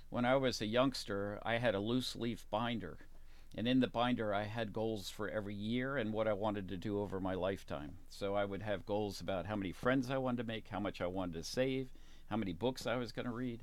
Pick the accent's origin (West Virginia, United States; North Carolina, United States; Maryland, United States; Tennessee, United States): Maryland, United States; Baltimore; I was raised in Baltimore, Maryland